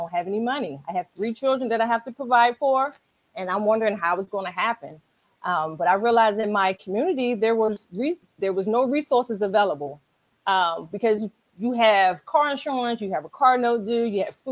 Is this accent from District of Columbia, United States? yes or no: yes; Washington, District of Columbia, United States; moved away as an adult; now in Charles County, Maryland, United States; I am a Washingtonian, originally from, born and raised in Washington, D.C. I currently live in Charles County, Maryland